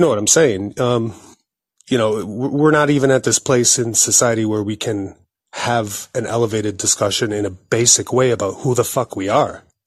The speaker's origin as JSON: {"language": "English", "country": "United States"}